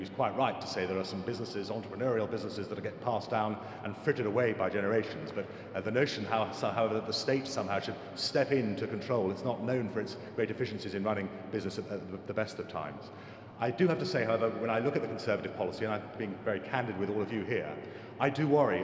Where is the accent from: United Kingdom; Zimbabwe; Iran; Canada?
United Kingdom; England; I'm an Englishman, that only tells part of my story. My mother is German